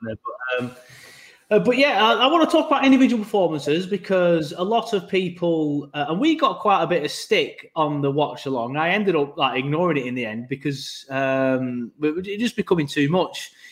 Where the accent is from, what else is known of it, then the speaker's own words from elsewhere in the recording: Burnley, North West England, United Kingdom; now in Leeds, United Kingdom; I'm from Burnley